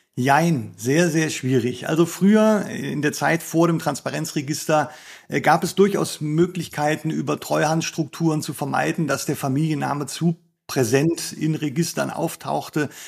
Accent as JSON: {"language": "German", "country": "Germany", "said": "bei uns in Deutschland"}